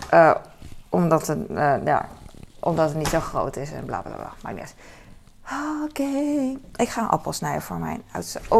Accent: Hong Kong; accent: Hong Kong Chinese; Dutch is a second language; En Peking klinkt meer als mijn accent. Mijn accent is uh, Hongkong Chinees accent.

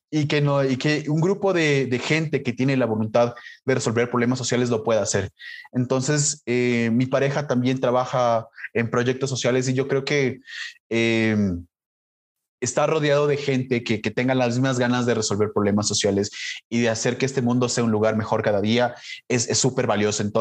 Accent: Colombia; now in Ecuador; yo soy migrante, yo soy colombiano, a pesar de que no tengo el acento, es porque vivo más de 20 años aquí. Pero yo soy colombiano, hice toda mi vida en Ecuador

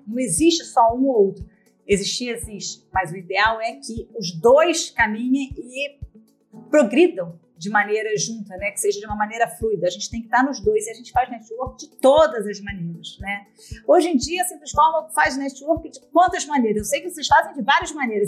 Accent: Brazil; now in Portugal; como nós somos brasileiros

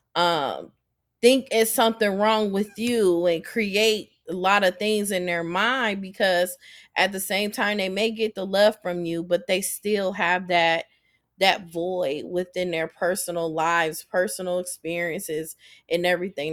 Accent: Akron, Ohio, United States; born or raised there

